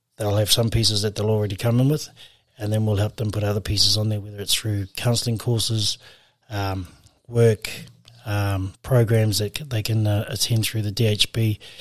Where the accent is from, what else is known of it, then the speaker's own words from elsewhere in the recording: Auckland, New Zealand; now in Whangarei, New Zealand; we grew up on the North Shore in Auckland